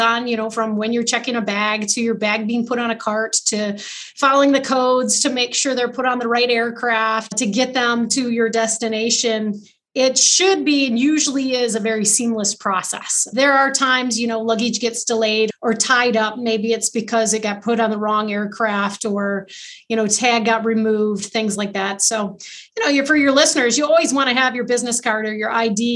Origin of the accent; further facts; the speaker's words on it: Carson City, Michigan, United States; I grew up in Carson City, so just a little north of Lansing